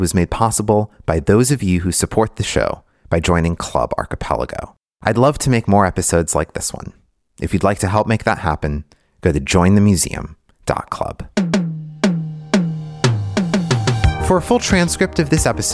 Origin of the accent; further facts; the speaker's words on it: United States; My mom is Bulgarian, but I was raised in America